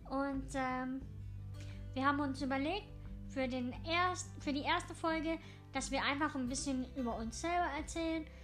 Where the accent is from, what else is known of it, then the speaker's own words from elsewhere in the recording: Germany; first language English; German is a second language; also born or lived in Scotland; ursprünglich aus Schottland. Äh, meine Eltern sind nach Deutschland gezogen, wegen der Arbeit von meinem Papa. Und ich bin eigentlich in Deutschland aufgewachsen. Genau, war aber auch in der englischen Schule und ähm, Englisch ist meine erste Sprache und Deutsch meine zweite.